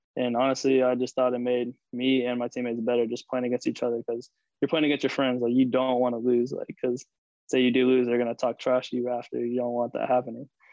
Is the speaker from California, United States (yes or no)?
no; Charlotte, North Carolina, United States; also born or lived in Rochester, New York; I was born in uh, Rochester, New York, but I grew up and lived in Charlotte, North Carolina my whole life